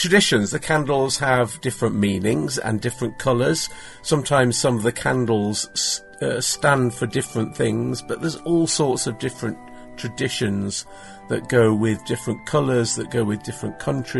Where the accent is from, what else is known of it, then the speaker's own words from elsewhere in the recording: England, United Kingdom; also born or lived in Manchester, North West England; I'm from England.